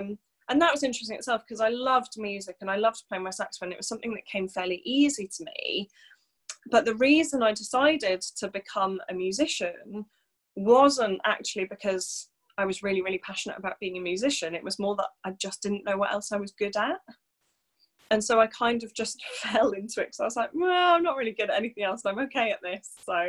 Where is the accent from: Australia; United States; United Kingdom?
United Kingdom; Wales; also born or lived in Birmingham / London; So originally I'm from North Wales, not that you'd ever be able to tell that from my accent. So I grew up in North Wales